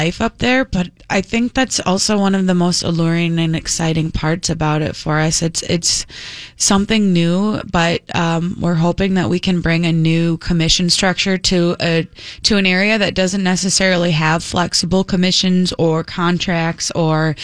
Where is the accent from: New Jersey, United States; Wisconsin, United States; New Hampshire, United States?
Wisconsin, United States; Medford; moved away; I grew up in Medford. I graduated high school from Medford.